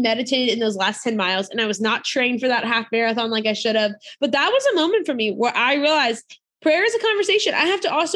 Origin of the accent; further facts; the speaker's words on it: near New Orleans, Louisiana, United States; I grew up near New Orleans, Louisiana